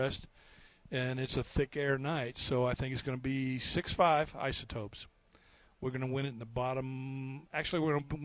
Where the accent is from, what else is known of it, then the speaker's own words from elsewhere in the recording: Hobbs, New Mexico, United States; I grew up in Hobbs, New Mexico